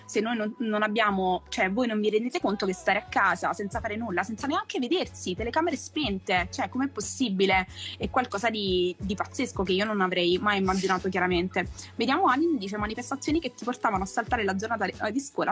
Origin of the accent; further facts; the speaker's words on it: Naples, Campania, Italy; moved away; amici storici comunque eh, che ho conosciuto al liceo sono ancora persone che sento, che comunque con cui condivido quando torno giù a Napoli